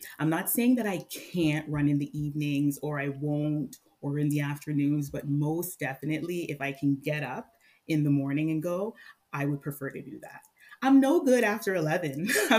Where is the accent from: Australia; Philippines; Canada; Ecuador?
Canada; Mississauga, Ontario; now in Barrie, Canada; I grew up in Mississauga